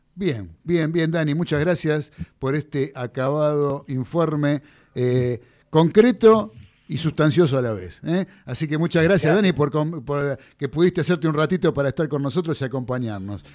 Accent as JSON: {"language": "Spanish", "country": "Argentina", "said": "uno como argentino"}